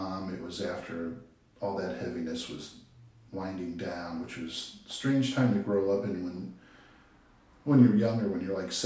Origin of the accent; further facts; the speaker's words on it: Avon Lake, Ohio, United States; also born or lived in Cleveland, Ohio; we lived on the east side of Cleveland, and we moved out of there when I was 8. And we moved to Avon Lake, which is up near Cleveland, about 20 miles west